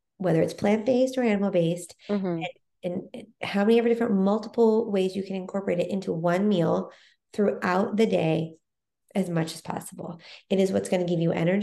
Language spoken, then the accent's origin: English; Texas, United States; now in New York, United States; I grew up in Texas, where everything was, you know, bigger